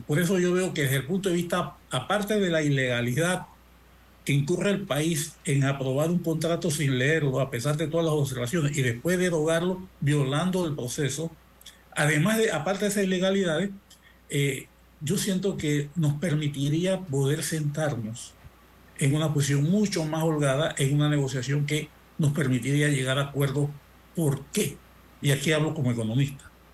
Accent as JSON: {"language": "Spanish", "country": "Panama", "tie": "born or raised there", "said": "te voy a hablar como panameño"}